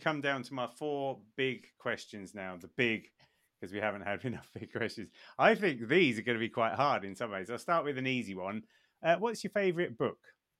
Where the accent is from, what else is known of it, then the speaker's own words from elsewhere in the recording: Bedfordshire, East of England, United Kingdom; I grew up in Bedfordshire